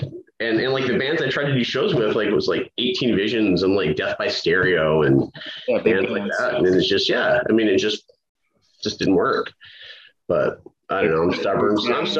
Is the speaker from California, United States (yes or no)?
yes; Bakersfield, California, United States; moved away; also born or lived in Seattle; I was born in Bakersfield